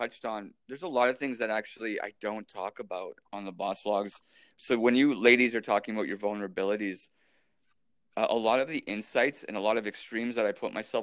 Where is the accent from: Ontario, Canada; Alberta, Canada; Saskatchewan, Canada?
Alberta, Canada; Edmonton; my hometown in Edmonton